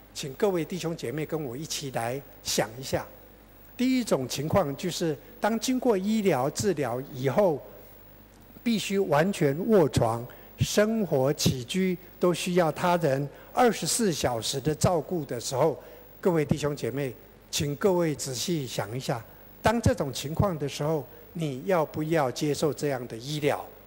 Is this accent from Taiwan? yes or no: yes; Taiwan; 我们台湾人